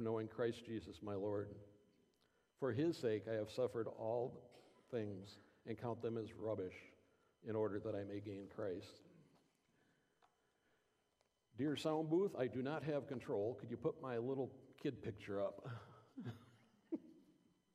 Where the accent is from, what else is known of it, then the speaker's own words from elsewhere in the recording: Clare, Michigan, United States; I grew up here in Clare at the Clare United Methodist Church.